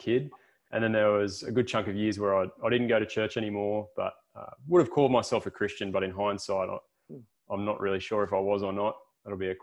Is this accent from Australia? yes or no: yes; Wollongong, New South Wales, Australia; moved away as an adult; now in Port Macquarie, Australia; I'm originally from the Illawarra, so around Wollongong way. Spent most of my life there.